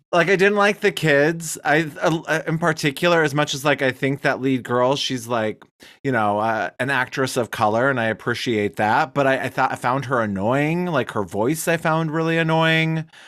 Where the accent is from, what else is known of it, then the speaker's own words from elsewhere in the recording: United States; also born or lived in Wyoming / Billings, Montana; now in Michigan, United States; I grew up in Wyoming, in Billings, Montana